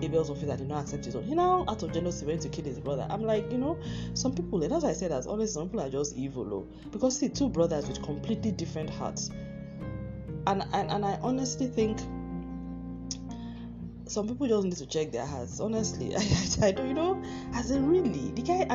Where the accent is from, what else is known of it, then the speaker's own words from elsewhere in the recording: Nigeria; I'm a Nigerian